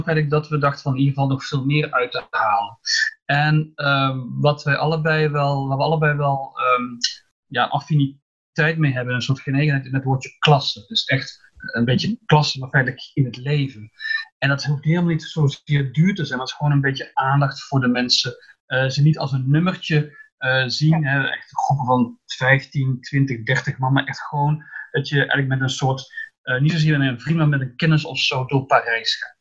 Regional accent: Breda, North Brabant, Netherlands; also born or lived in Antwerp, Belgium / Belgium; now in Paris, France; ik kom uit Breda

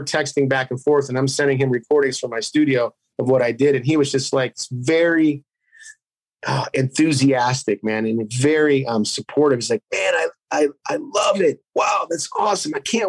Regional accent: Youngstown, Ohio, United States; now in Las Vegas, United States; I grew up in Youngstown

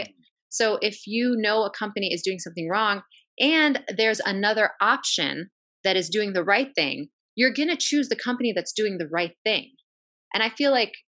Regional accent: United States; born or raised there

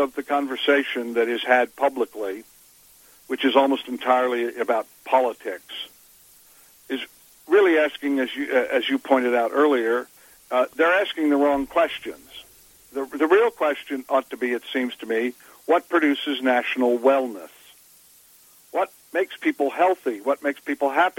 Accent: Virginia, United States; I'm a Southerner from Virginia

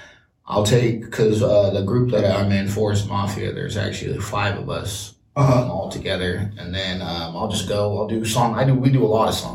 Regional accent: West Coast, United States; we grew up on the West Coast

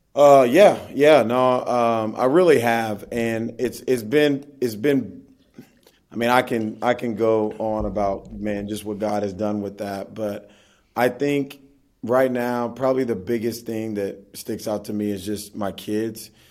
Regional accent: Oklahoma City, Oklahoma, United States; Oklahoma where I'm from

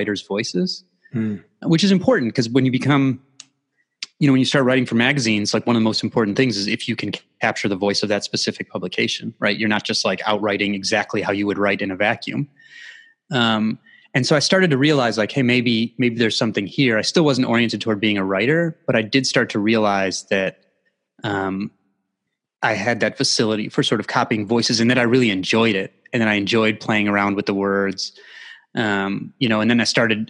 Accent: Midwest, United States; I grew up in the Midwest

